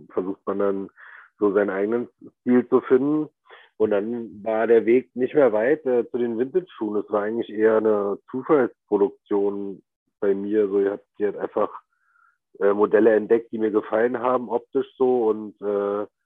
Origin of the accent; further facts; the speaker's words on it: the East, eastern Germany, Germany; Wir kommen ja beide aus dem Osten.